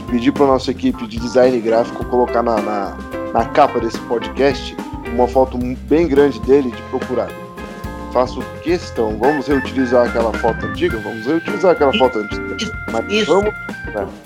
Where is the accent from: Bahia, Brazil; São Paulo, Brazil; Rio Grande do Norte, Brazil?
São Paulo, Brazil; Novo Horizonte; Você é de Varginha, eu sou de Novo Horizonte. Ali pertinho.